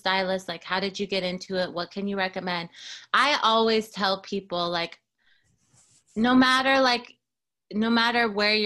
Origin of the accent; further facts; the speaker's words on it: Seattle, Washington, United States; moved away as an adult; now in Los Angeles, United States; I'm from Seattle, Washington, originally